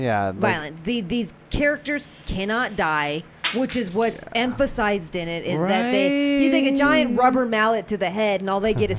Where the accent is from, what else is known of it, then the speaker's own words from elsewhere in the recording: Tucson, Arizona, United States; We're from Tucson